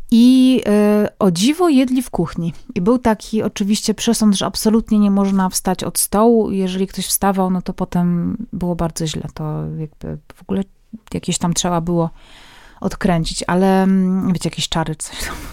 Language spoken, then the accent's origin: Polish; Poland; now in Kraków, Poland; chociaż mieszkamy w Krakowie, to pochodzimy z mężem z wioski oddalonej od Krakowa około 200 kilometrów